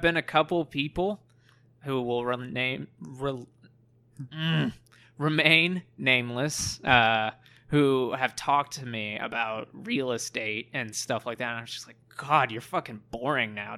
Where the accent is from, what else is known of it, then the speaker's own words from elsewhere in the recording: Plano, Texas, United States; I was raised in Plano.